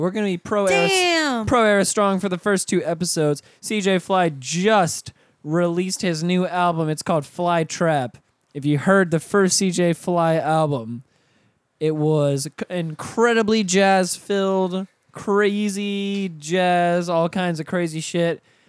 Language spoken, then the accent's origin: English; the South, United States; I'm from the South.